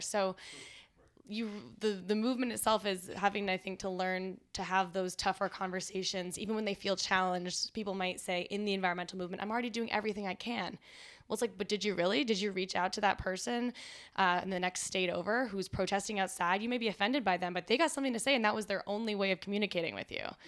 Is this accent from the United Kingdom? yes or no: no; Canada; moved away; also born or lived in Washington, D.C.; as a Canadian